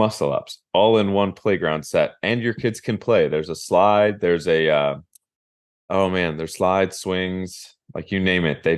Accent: Minster, Ohio, United States; growing up in Minster, we had something called the Big Toy

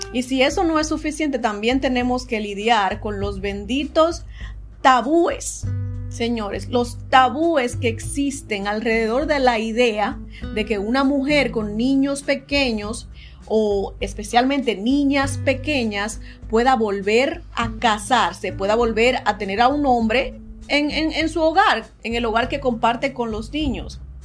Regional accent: Dominican Republic; moved away; creciendo en la República Dominicana

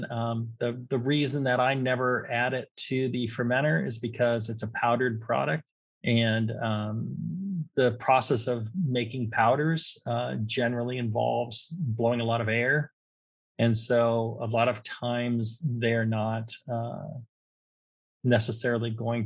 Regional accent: California, United States; I'm from California

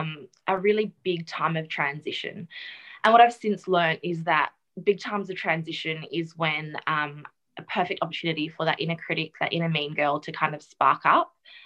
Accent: the Wheatbelt, country Western Australia, Australia; also born or lived in South Africa; now in Perth, Australia; I grew up in South Africa. I was actually born there. And we moved here when I was about 8 with my immediate family into the country. So country WA in the wheat belt.

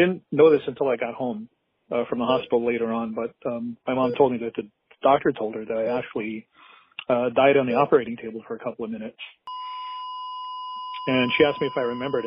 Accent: Honolulu, Hawaii, United States; I'm from Honolulu, Hawaii

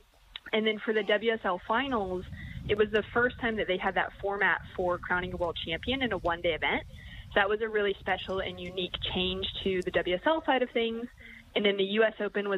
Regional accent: Huntington Beach, California, United States; moved away; I'm in my hometown in Huntington Beach, California. I don't live here anymore, but I'm at my parents' house for a little while.

